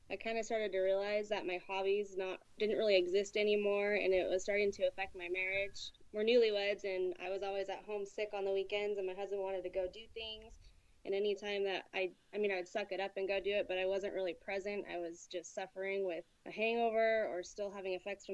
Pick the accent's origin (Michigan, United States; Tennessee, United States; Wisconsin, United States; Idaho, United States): Idaho, United States; Boise; I am from Boise, Idaho, and I have never really lived anywhere except Boise, Idaho.